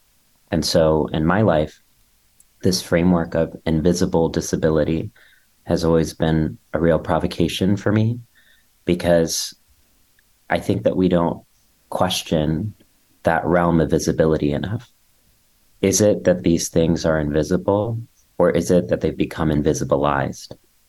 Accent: India; now in New York City, United States; I'm being interrupted by a siren, so you know that I'm truly in New York City. And I am Indian and gender nonconforming

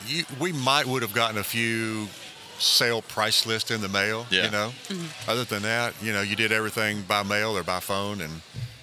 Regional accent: Mobile County, Alabama, United States; I was raised in Mobile County, Alabama.

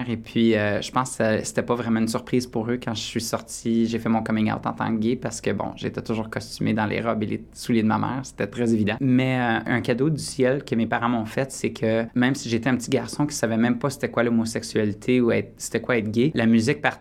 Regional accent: Borden, Ontario, Canada; Je me souviens à un moment donné quand j'étais jeune, l'école élémentaire à Borden, Académie Lapinède

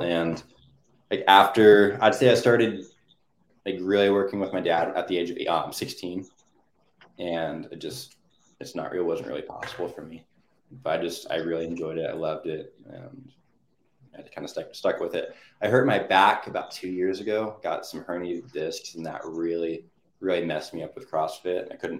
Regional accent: Hood River, Oregon, United States; Hood River, Oregon.

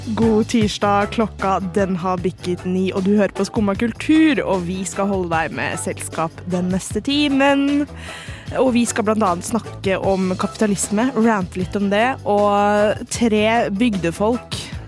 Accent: Bærum, Akershus, Norway; jeg er fra Bærum.

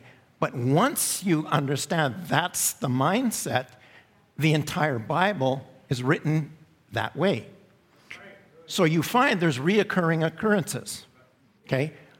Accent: England, United Kingdom; I'm English, but my home church is French.

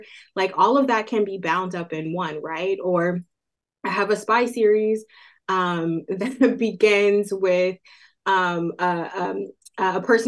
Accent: Oakland, California, United States; out of their house in Oakland, California, which is my hometown

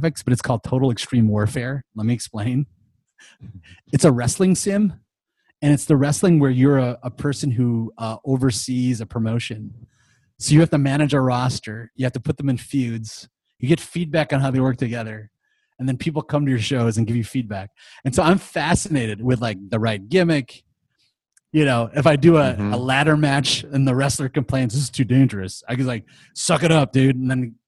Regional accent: United States; growing up in America

